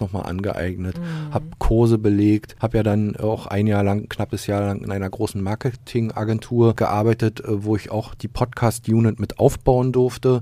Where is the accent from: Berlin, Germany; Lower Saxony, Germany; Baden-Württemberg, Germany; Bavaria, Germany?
Berlin, Germany; moved away as an adult; also born or lived in Magdeburg; als Berliner